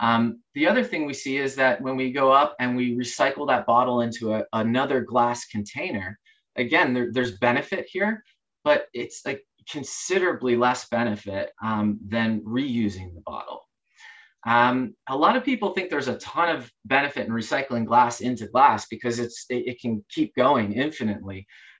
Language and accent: English; Oregon, United States; not just in my home state of Oregon.